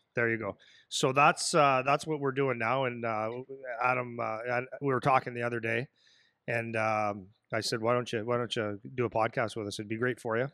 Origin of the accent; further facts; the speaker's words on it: Sudbury, Ontario, Canada; moved away; It's my hometown and I played there